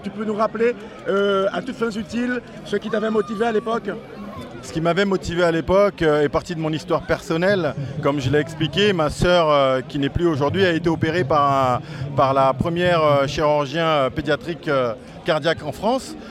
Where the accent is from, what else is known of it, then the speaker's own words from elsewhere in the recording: French Guiana; en tant que Guyanais